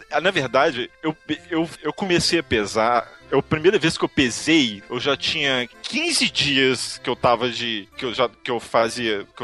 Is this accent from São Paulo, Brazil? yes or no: no; Belo Horizonte, Minas Gerais, Brazil; Eu fui pra Fortaleza, porque aqui em Belo Horizonte não tem, eu sou de Belo Horizonte.